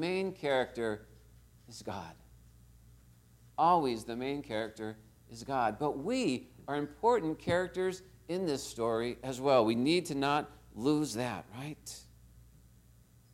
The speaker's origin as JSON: {"language": "English", "town": "Torrance", "region": "California", "country": "United States", "tie": "born or raised there", "said": "I was born right here in Torrance Memorial Hospital."}